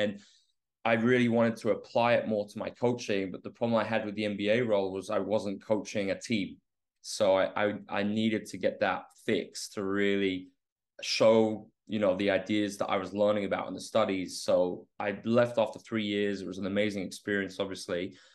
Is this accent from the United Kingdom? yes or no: yes; England, United Kingdom; I grew up in England